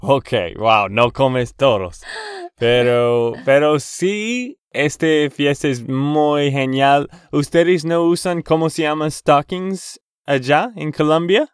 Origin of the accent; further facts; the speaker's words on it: Texas, United States; de Texas, Estados Unidos.